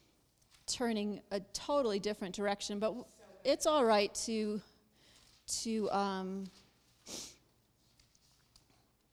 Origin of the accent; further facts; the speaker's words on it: Buffalo, New York, United States; moved away; I'm from Buffalo, New York. I was raised in Buffalo, New York